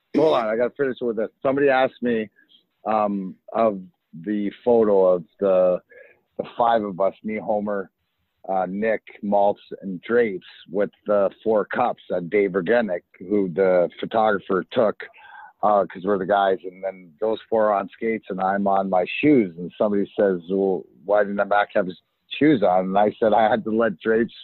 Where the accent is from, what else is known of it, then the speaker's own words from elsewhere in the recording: Leamington, Ontario, Canada; So I grew up in Leamington, which is give or take 10 minutes for the border, 40 minutes from the house I grew up in.